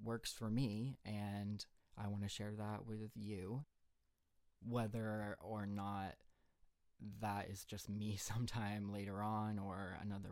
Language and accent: English; Maine, United States; moved away as an adult; I was born in Maine, born and raised, lived there my whole life until I went to college.